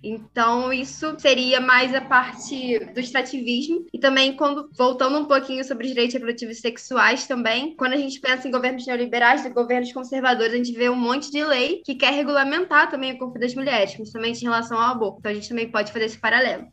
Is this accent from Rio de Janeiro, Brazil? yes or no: yes; Rio de Janeiro, Brazil; eu sou carioca